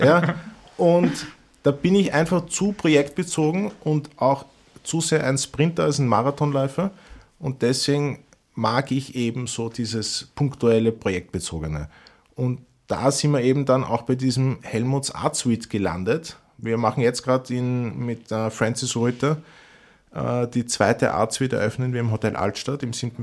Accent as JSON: {"language": "German", "region": "Vienna", "country": "Austria", "said": "als Wiener"}